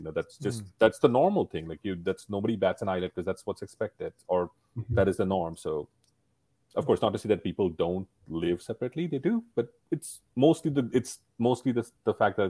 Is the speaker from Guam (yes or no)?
no; India; moved away as an adult; now in United States; I grew up in India, we don't really as kids, we were not pushed to have jobs. Like our focus only on studies. So my first job was when I came to the US